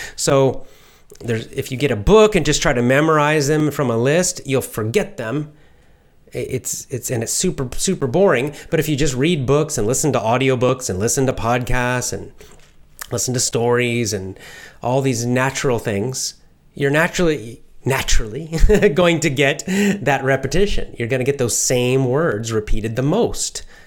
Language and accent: English; United States; since I'm American